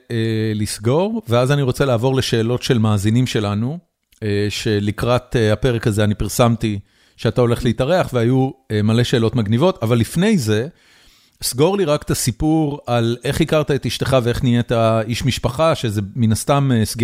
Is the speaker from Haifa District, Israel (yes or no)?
yes; Haifa, Haifa District, Israel; אני חיפאי